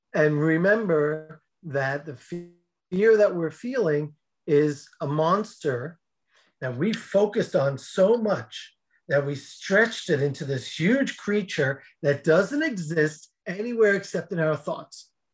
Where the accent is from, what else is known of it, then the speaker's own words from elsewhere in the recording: outside New York City, United States; I grew up outside New York City